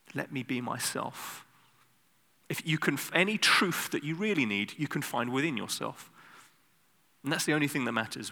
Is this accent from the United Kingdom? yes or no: yes; United Kingdom; now in Netherlands; I'm British